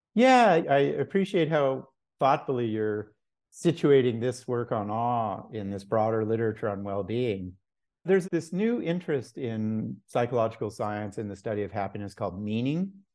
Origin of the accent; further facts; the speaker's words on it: Los Angeles, California, United States; also born or lived in Mexico; I was born in Mexico. I grew up as you say, in Laurel Canyon in the late sixties